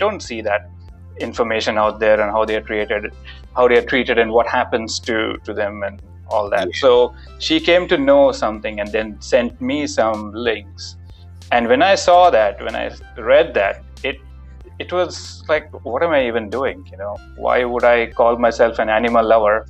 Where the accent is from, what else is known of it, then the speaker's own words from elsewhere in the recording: India; moved away as an adult; now in Melbourne, Australia; So I was born in India and lived there for about 25 years